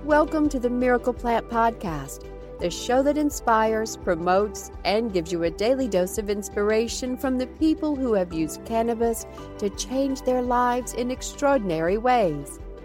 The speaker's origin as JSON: {"language": "English", "region": "Lima", "country": "Peru", "tie": "born or raised there", "moved": "as an adult", "lives_now": "Santiago, Chile", "said": "I was born and raised in Lima, Peru."}